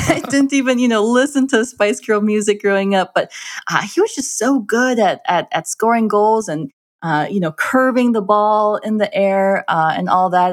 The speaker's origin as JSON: {"language": "English", "region": "Minnesota", "country": "United States", "tie": "born or raised there", "said": "I am, I am an Indian girl, a brown-skinned Indian girl in a Scandinavian community in Minnesota."}